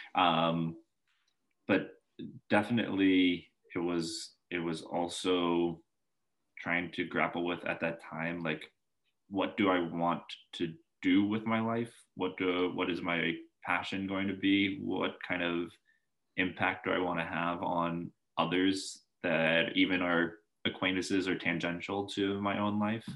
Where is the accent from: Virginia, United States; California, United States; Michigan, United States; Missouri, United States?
Virginia, United States; Northern; also born or lived in Boulder, Colorado / Seattle, Washington; I was born in Boulder, Colorado. Stayed there okay. for the first six years of my life, and briefly hopped over to Seattle, and then found myself in um, kind of the Northern Virginia area, Arlington, McLean, Herndon, Reston, that that area over there